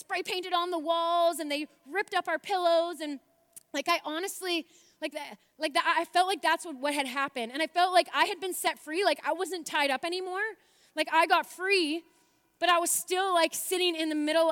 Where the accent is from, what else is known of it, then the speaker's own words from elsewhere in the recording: Port Hope, Ontario, Canada; now in Abbotsford, Canada; Port Hope, which is my hometown where I'm from